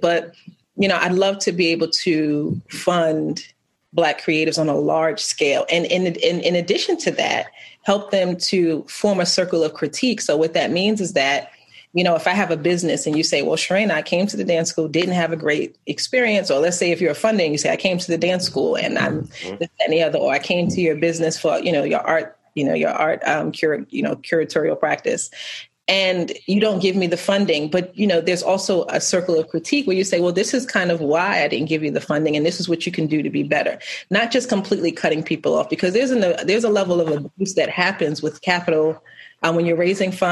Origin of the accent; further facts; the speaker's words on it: New York, United States; now in Baltimore, United States; I'm from New York